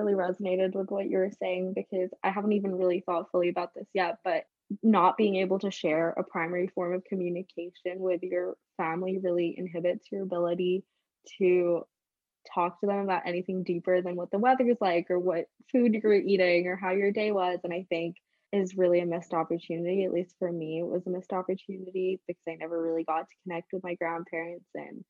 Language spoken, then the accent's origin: English; London, United Kingdom; accent: British; moved away; also born or lived in Singapore; I grew up in London, I was very much immersed in British culture. I went to a very British, very white school